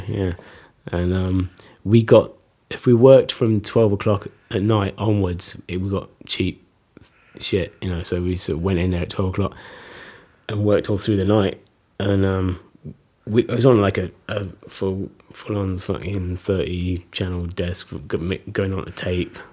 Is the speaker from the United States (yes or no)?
no; Fort William, Scotland, United Kingdom; moved away as an adult; also born or lived in Nottingham / Edinburgh / London; I was sort of born in Nottingham, went to Scotland with my folks when I was about six. Grew up in Fort William